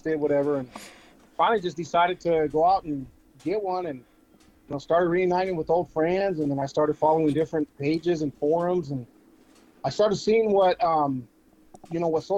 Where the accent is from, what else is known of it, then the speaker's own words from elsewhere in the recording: Winterhaven, California, United States; moved away as an adult; now in Yuma, United States; Born and raised in Winter Haven, California, and moved over here into Yuma probably officially in 2012.